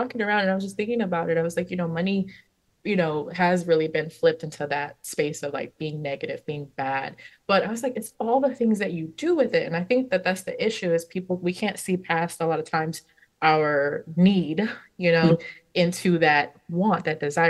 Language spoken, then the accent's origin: English; California, United States; I was born and raised in California